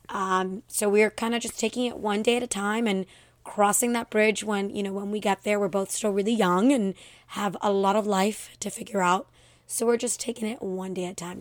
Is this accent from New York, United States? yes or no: no; Miami, Florida, United States; I grew up here in Miami